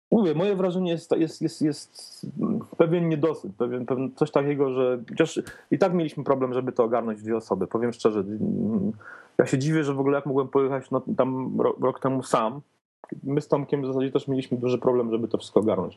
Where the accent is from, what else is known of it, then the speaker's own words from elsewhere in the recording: Poland; accent: eastern; jestem z Polski